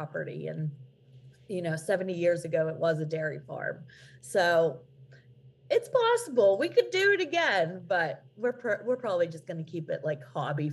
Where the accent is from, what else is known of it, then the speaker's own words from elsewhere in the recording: Pennsylvania, United States; I'm from Pennsylvania. I live there here in Pennsylvania